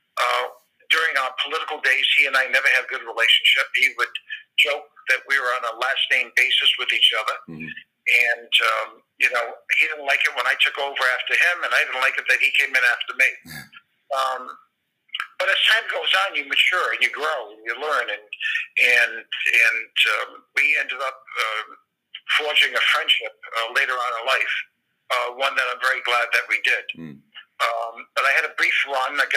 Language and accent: English; Providence, Rhode Island, United States